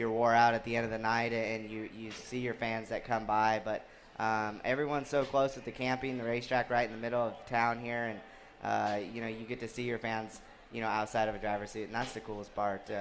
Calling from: Fort Wayne, Indiana, United States; Hey, Rico, I'm from Fort Wayne.

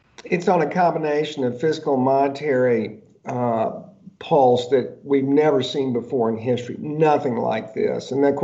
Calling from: Georgia, United States; It's funny, I'm actually speaking from Georgia right now. So I know this in Georgia.

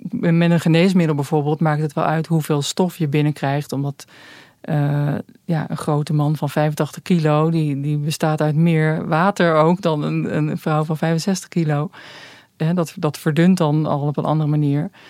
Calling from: Rotterdam, South Holland, Netherlands; uit Rotterdam.

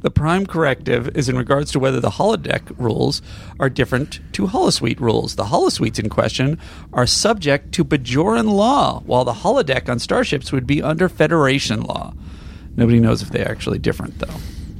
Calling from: Sweden; I'm a listener from Sweden, and I listen to the show every week.

